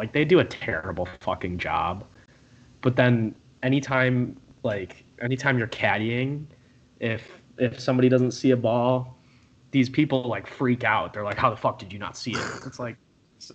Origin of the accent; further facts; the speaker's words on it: United States; I'm from America and we use Fahrenheit